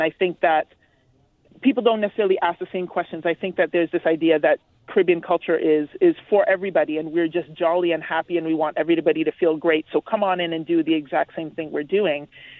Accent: Canada; I am of Jamaican descent. My parents are Jamaican, but I was born and raised in Canada

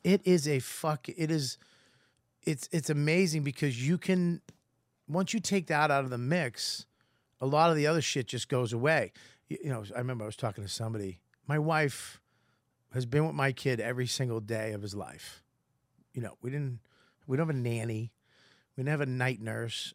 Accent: Boston, Massachusetts, United States; accent: Boston; I'm Irish from Boston

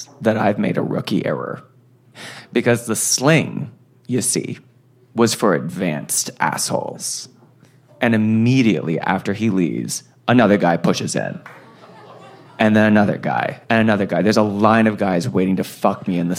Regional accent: New York City, New York, United States; New York City

